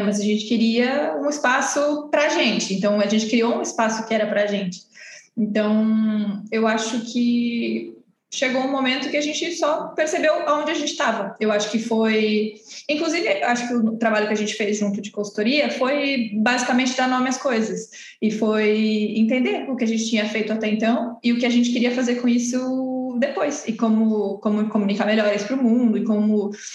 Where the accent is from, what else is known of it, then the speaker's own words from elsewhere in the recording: Santos, São Paulo, Brazil; também sou de Santos